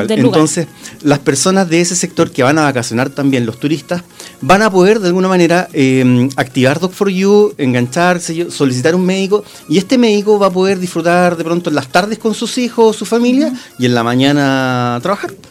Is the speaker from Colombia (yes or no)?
no; Rancagua, O'Higgins, Chile; ya yo soy de Rancagua.